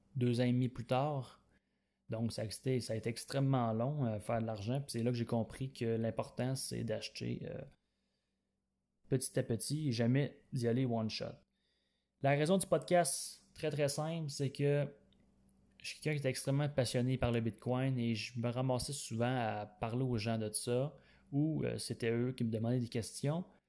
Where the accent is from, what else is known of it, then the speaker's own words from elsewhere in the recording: Quebec, Canada; je viens du Québec et j'ai 25 ans